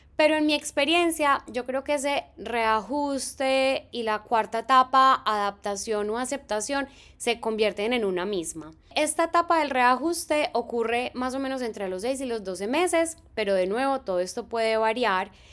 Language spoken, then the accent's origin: Spanish; Medellín, Antioquia, Colombia; moved away as an adult; now in Concord, United States; yo soy de Medellín en Colombia, en mi ciudad no existen las estaciones